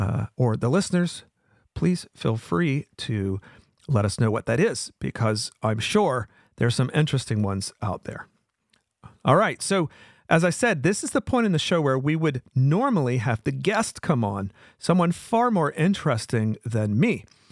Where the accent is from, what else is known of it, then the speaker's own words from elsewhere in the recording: Wilmington, North Carolina, United States; And just by luck, it ended up coming to my town, my hometown of Wilmington.